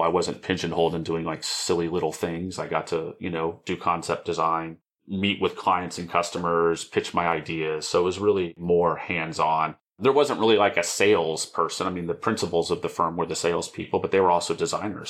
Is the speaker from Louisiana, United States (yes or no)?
no; Dallas, Texas, United States; I grew up in a suburb of Dallas, Richardson Plano area. I wasn't born here, but my family landed here in the late seventies